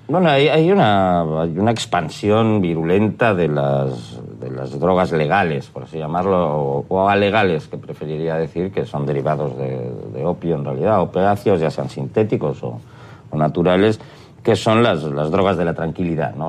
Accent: Spain; en mi país

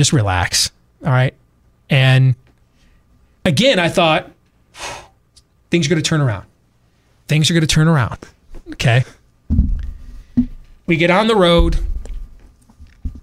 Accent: Iowa, United States; I said, Iowa

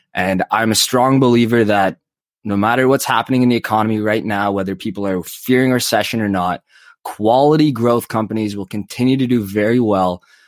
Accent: Calgary, Alberta, Canada; now in Toronto, Canada; I live in Toronto, so I have to cheer for the Leafs, but I was born in Calgary

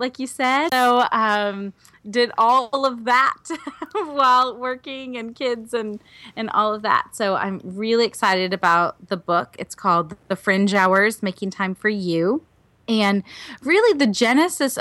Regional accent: Oshkosh, Wisconsin, United States; I'm from Wisconsin originally, mm-hmm. so I'm a Midwestern girl. I grew up in Oshkosh

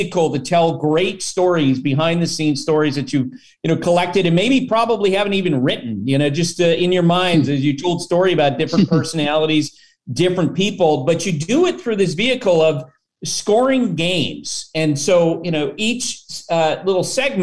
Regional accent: Vermont, United States; when I was a kid growing up in Vermont

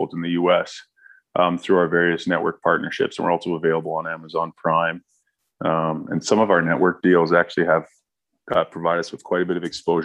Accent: Squamish, British Columbia, Canada; also born or lived in Washington State / Toronto; Small town BC kid. I grew up in Bracondale, BC, or Squamish, BC.

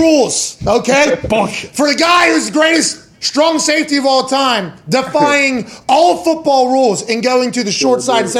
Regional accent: Pittsburgh, Pennsylvania, United States; Because I grew up in Pittsburgh, right? So, like, I grew up in Pittsburgh.

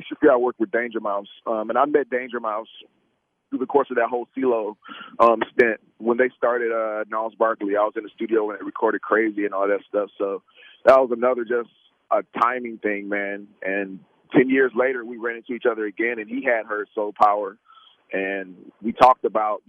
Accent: Saginaw, Michigan, United States; I was born in Saginaw, Michigan, and just like Motown music was always playing in my house

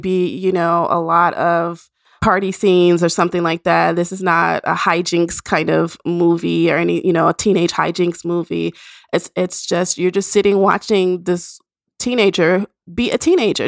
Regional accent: Nashville, Tennessee, United States; moved away; Nashville, the, my hometown

